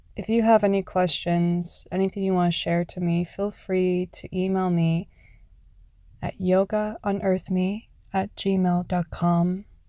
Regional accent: Canada; Canada, my home country

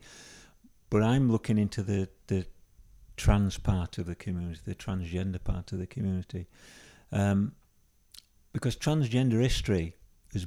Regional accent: Yorkshire and the Humber, United Kingdom; where I was growing up. So a lot of the characters are from Yorkshire, because that's where you can tell by my accent.

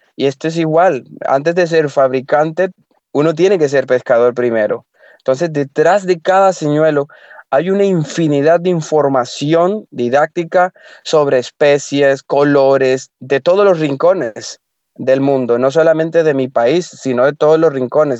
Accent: Limón, Costa Rica; moved away; yo soy de Costa Rica, soy de la parte del Caribe, de Limón

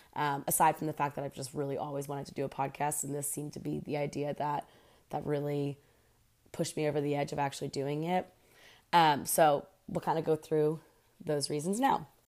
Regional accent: Pennsylvania, United States; moved away as an adult; also born or lived in Houston; now in Oklahoma City, United States; I'm from Pennsylvania originally, and I'm 31 years old

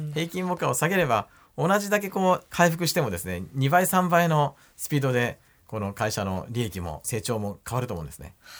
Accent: Oita, Japan; moved away as an adult; 私ね、本当大分で生まれて、生まれ育って、まあ大学に行くまで大分にいました

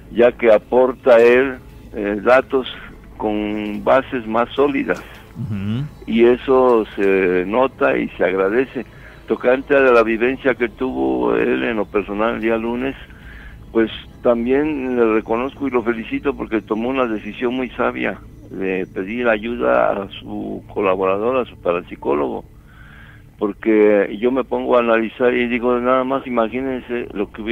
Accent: Morelos, Mexico; now in United States; Y ah, bueno, radico aquí en USA, pero soy de Morelos.

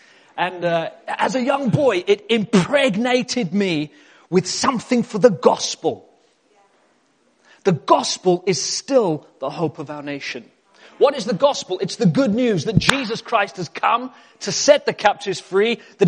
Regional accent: England, United Kingdom; also born or lived in South Africa; And I spent a chunk of my life in South Africa growing up as a boy. I am British. Hallelujah. But I did go to South Africa when I was a boy, and I grew up and I came to England right before my teenage years.

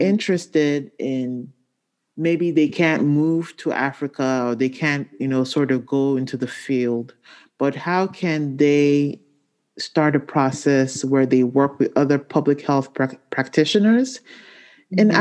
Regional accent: Nigeria; moved away; my home country of Nigeria

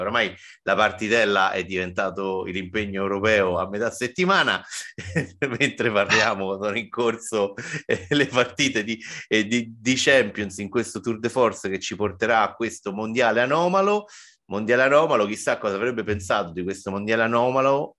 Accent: Rome, Lazio, Italy; che sono romano, vivo a Roma

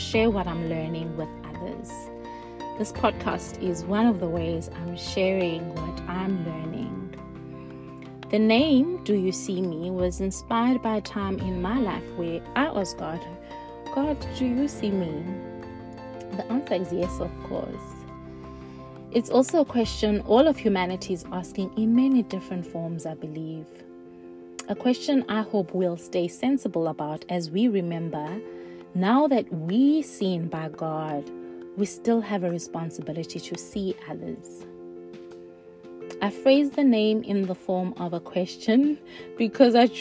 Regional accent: Cradock, Eastern Cape, South Africa; now in Reading, United Kingdom; Born and raised in Craddock, South Africa, now living in Reading, England

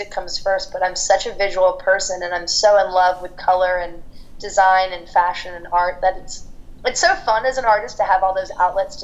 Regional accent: London, United Kingdom; one of my best friends from growing up in London

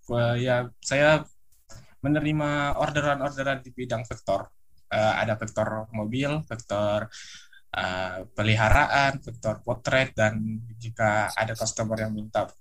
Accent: Tanjung Selor, North Kalimantan, Indonesia; now in Makassar, Indonesia; Saya berasal dari kota Tanjung Selor, Kalimantan Utara. Saya sekarang eh, sebagai mahasiswa di salah satu Universitas Negeri Makassar.

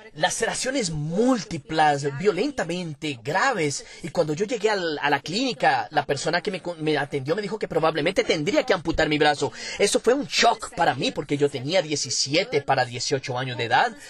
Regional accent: São Paulo, Brazil; nací en Sao Paulo, capital, en el barrio de Tatuapé, desde hace 20 años vivo en Moca, que es un barrio próximo

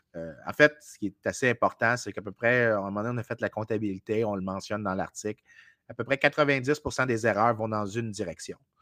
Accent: Canada; Je suis un Canadien

